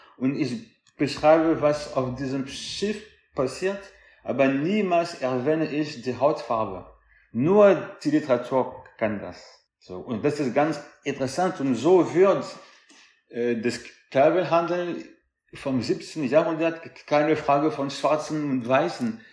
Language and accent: German; France; ich bin Franzose dritter Generation